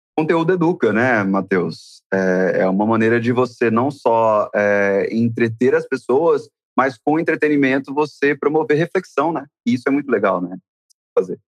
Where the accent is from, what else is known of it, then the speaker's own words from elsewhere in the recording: Goiás, Brazil; eu também sou goiano